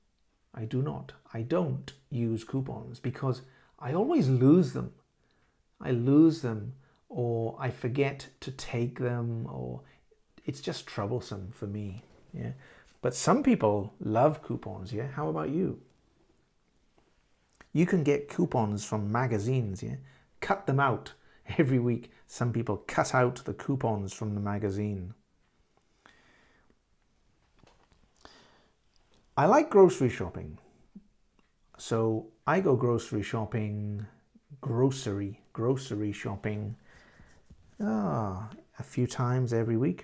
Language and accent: English; London, United Kingdom; I am from London.